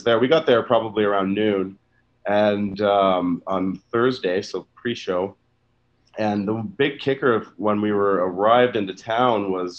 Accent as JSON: {"language": "English", "country": "Canada", "said": "because I'm from Canada here, was Much Music, probably"}